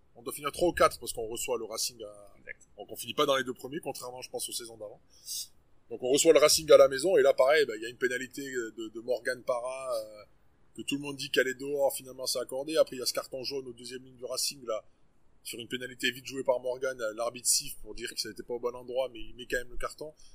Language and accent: French; Auvergne-Rhône-Alpes, France; also born or lived in Le Puy-en-Velay; on est Auvergnat pure souche